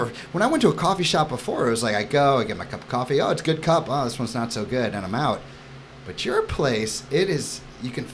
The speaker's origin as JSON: {"language": "English", "town": "New York City", "region": "New York", "country": "United States", "moved": "yes", "said": "I come from New York City."}